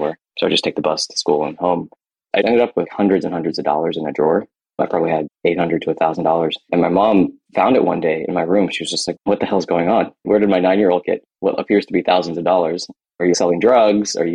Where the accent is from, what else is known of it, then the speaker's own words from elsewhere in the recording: United States; also born or lived in India / Kentucky / Ohio; As an Indian kid in Kentucky and Ohio